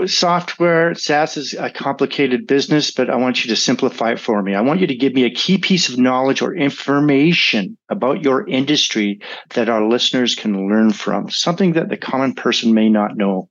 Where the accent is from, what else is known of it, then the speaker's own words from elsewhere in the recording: Vancouver, British Columbia, Canada; A fellow Vancouverite, born and raised.